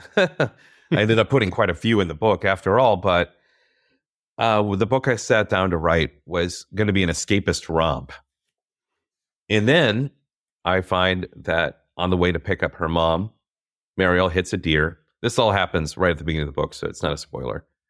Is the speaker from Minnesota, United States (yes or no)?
yes; Minnesota, United States; growing up in Minnesota